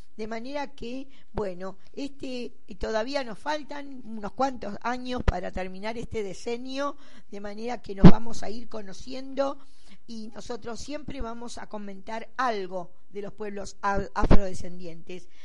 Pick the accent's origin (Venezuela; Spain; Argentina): Argentina; soy hija de una africana y un argentino. Y nací en la República Argentina.